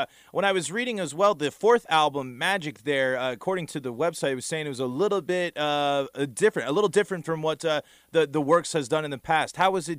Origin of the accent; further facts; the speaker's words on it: Denver, Colorado, United States; also born or lived in Ohio; now in Athens, Ohio, United States; I'm originally from Denver, but as I've come here through Ohio